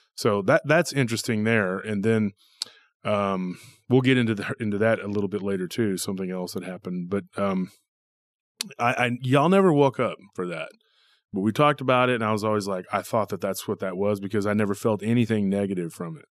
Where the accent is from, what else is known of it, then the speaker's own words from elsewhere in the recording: Taylor, Texas, United States; our our town has a lot of legends